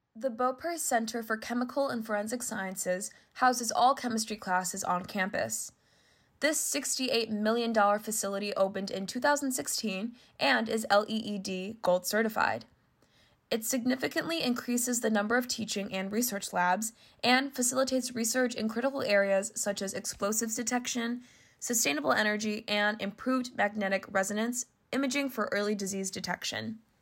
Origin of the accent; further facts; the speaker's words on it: Chicago, Illinois, United States; moved away as an adult; now in Rhode Island, United States; I'm originally from Chicago, Illinois